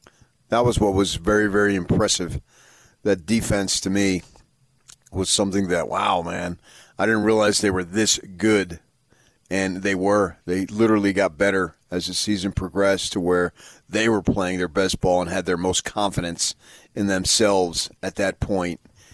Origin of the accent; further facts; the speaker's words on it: Phoenix, Arizona, United States; my hometown